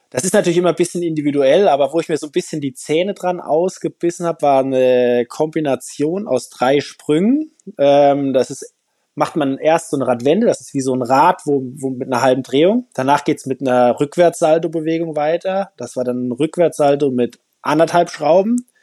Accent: Hesse, Germany; weil ich komme ja auch aus Hessen, da ist das nicht ganz so leicht mit dem Skifahren.

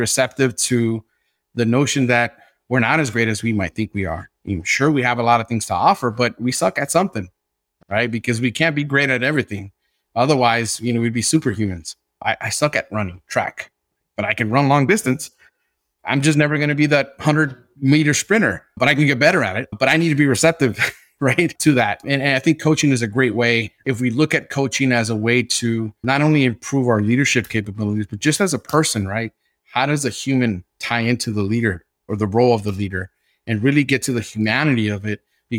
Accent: Los Angeles, California, United States; But I had a very strong accent, and I spoke street English. And I was from South Central Los Angeles, and I had a hard time, right, mastering the English language

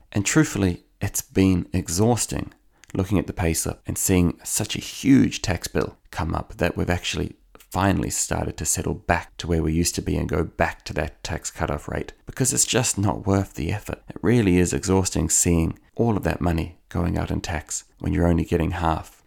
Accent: Auckland, New Zealand; now in Ireland; where I grew up in Howick in Auckland

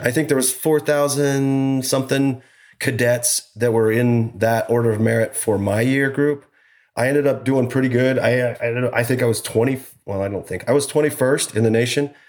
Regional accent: Idaho, United States; also born or lived in Utah; we grew up in Idaho. Farm boy, you know, worked on the farms

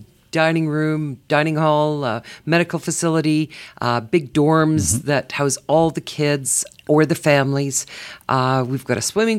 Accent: Calgary, Alberta, Canada; Calgary is home for me originally. Born and raised.

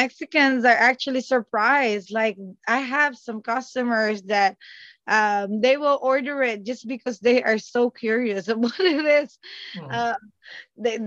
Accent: Calabarzon, Philippines; moved away; I am from Cavite, Philippines. So we're like the next province after Manila

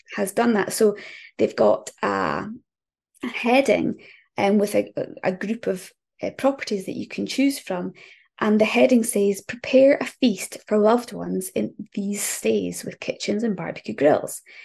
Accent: just north of Aberdeen, northeast Scotland, United Kingdom; I am from northeast Scotland, um, just north of Aberdeen

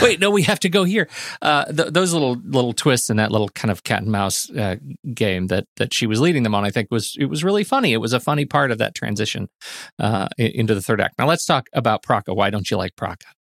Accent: Colorado Springs, Colorado, United States; what I grew up with in the North End of the Old North End of Colorado Springs

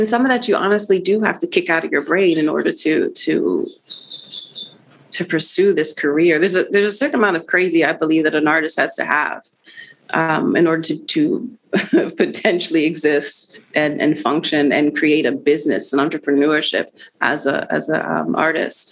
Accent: Arlington, Virginia, United States; also born or lived in Puerto Rico; now in Washington, DC, United States; I was born in Puerto Rico, raised in Arlington, Virginia

